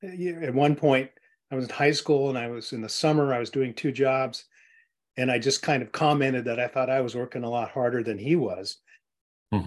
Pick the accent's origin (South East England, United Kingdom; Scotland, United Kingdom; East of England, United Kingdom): Scotland, United Kingdom; We're all Scots. I'm from Scotland